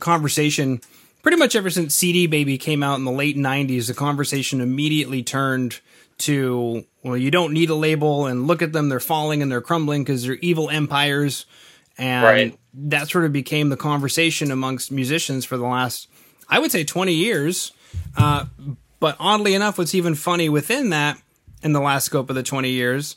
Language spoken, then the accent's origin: English; Winnipeg, Manitoba, Canada; now in Edmonton, Canada; I'm from Winnipeg